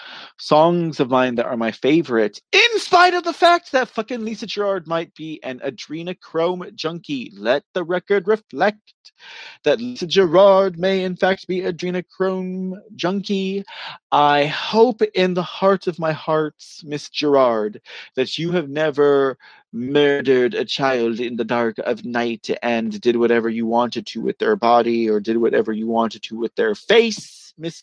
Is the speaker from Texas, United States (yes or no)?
yes; Austin, Texas, United States; my hometown of Austin